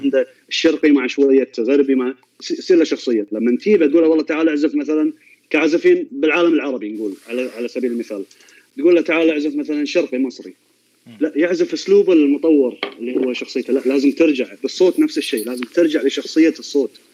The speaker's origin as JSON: {"language": "Arabic", "country": "Kuwait", "said": "عندنا بالكويت"}